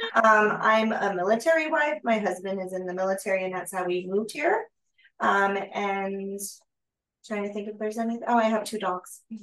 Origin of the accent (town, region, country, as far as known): United States